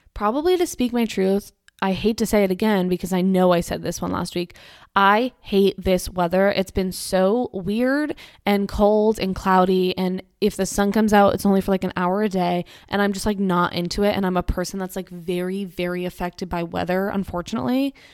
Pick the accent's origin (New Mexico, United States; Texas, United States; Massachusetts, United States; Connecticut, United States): Massachusetts, United States; I'm from Massachusetts